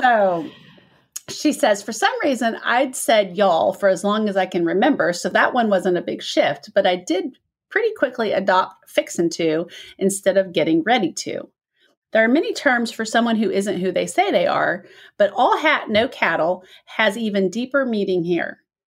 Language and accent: English; Midwest, United States; accent: Midwest; moved away; this is my Midwest accent